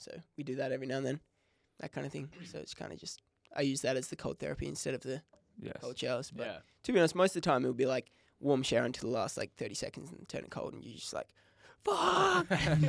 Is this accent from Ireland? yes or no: no; Bunbury, Western Australia, Australia; But I grew up in Bunbury. I was born in Bunbury.